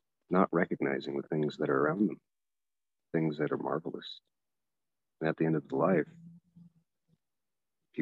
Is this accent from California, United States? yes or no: no; Mississippi, United States; moved away; I was raised in Mississippi, and that's why I've got all this country music in me